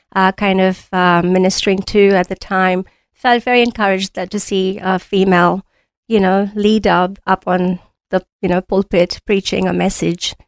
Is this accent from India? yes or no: yes; India; moved away as an adult; also born or lived in New Zealand / Auckland, New Zealand / Mount Isa, Australia; now in Australia; I was born in India, I studied there, and I was doing BCom honors as my first degree